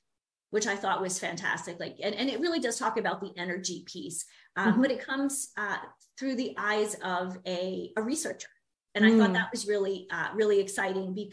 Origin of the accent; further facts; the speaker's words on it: New York, United States; moved away as an adult; now in Minnesota, United States; I'm from the East Coast originally. I'm from New York.